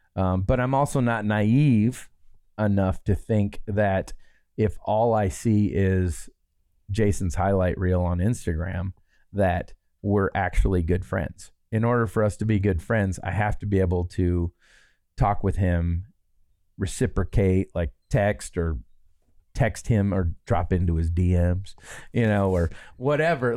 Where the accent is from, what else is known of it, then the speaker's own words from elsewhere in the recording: Midwest, Michigan, United States; moved away; growing up in the Midwest